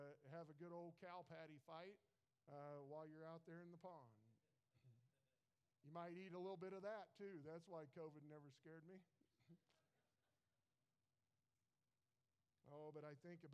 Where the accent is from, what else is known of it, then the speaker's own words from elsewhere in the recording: United States; I was born in America. I was born just at the right time. Grew up in the 80s